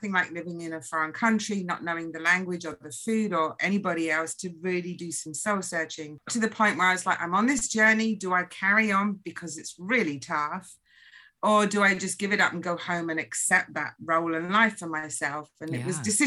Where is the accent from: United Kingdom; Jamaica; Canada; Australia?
United Kingdom; England; now in United States; I grew up in England